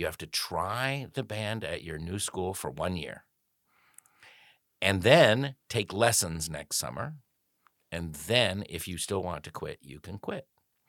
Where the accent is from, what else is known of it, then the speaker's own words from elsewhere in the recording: Montana, United States; Well, I grew up in Montana.